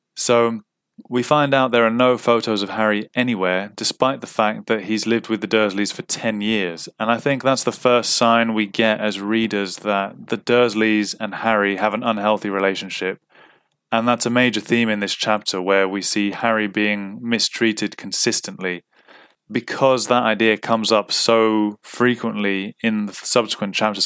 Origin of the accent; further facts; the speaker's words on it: Cyprus; moved away as an adult; I grew up in Cyprus, and I ended up not going back to Cyprus from the age of twenty to twenty-nine